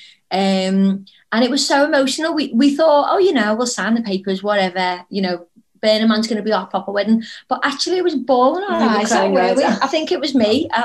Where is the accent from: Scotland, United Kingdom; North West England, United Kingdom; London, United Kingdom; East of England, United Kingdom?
North West England, United Kingdom; Liverpool; I come from Liverpool